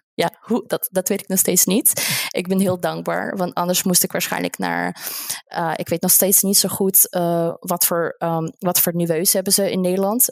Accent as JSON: {"language": "Dutch", "country": "Russia", "second_language": "Dutch", "moved": "as an adult", "lives_now": "Netherlands", "said": "ik kom uit Rusland"}